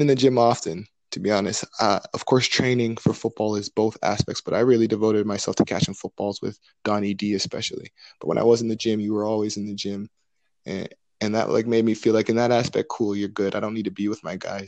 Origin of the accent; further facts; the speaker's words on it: Mississauga, Ontario, Canada; my hometown, Mississauga